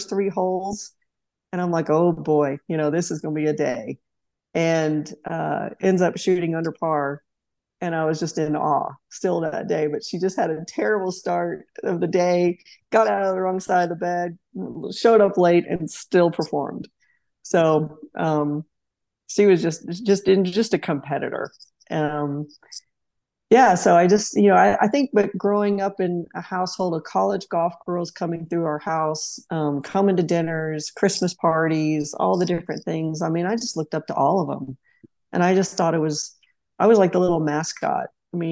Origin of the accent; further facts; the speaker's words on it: Tulsa, Oklahoma, United States; moved away as an adult; now in Auburn, United States; growing up in Oklahoma